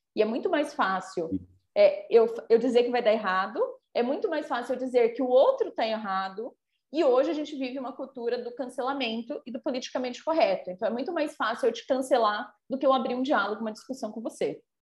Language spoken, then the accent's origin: Portuguese; São Paulo, Brazil; moved away; eu já morei em São Paulo, né? Sou paulistana